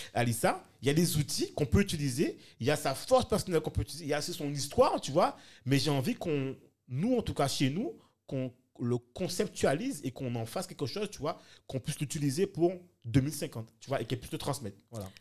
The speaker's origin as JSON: {"language": "French", "country": "France", "said": "Moi, en tant que Français"}